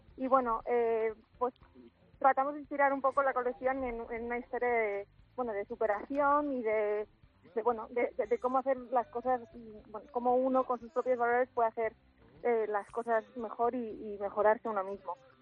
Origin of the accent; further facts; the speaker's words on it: Asturias, Spain; moved away as an adult; now in Valencia, Spain; soy asturiana